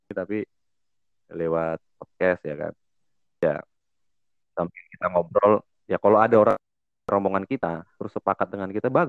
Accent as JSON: {"language": "Indonesian", "region": "North Sumatra", "country": "Indonesia", "said": "… iya, Batak, gue Batak."}